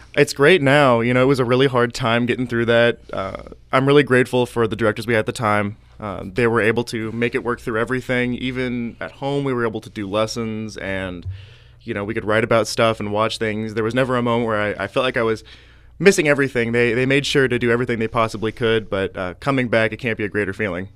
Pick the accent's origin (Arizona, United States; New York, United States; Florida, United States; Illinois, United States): Illinois, United States; Pittsfield; I grew up in Pittsfield, Illinois.